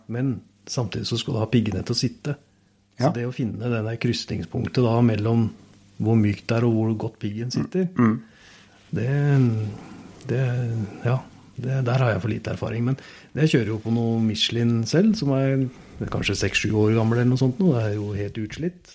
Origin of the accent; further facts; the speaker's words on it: Oslo, Norway; Jeg vokste jo opp i Oslo